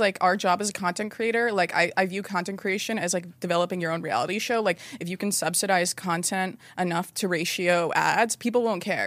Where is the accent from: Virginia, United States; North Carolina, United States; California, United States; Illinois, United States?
North Carolina, United States; I grew up like in North Carolina and my parents were very traditional